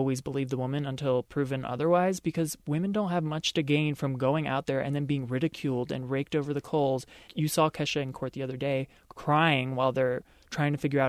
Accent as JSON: {"language": "English", "town": "Baltimore", "region": "Maryland", "country": "United States", "moved": "yes", "said": "I'm from Baltimore, by the way."}